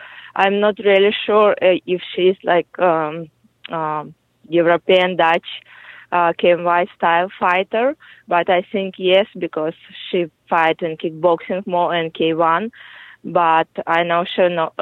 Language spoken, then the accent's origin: English; Kyrgyzstan; English is a second language; moved away as an adult; now in Peru; I was born in Kyrgyz Republic